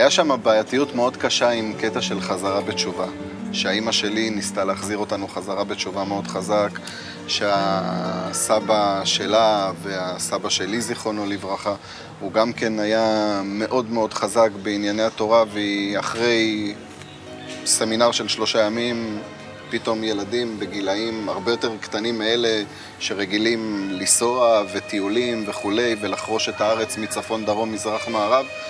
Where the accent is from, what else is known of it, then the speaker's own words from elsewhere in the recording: Holon, Tel Aviv District, Israel; moved away as an adult; now in Modi'in, Israel; גדלתי בחולון כל החיים, שם נולדתי, שם גדלתי כל החיים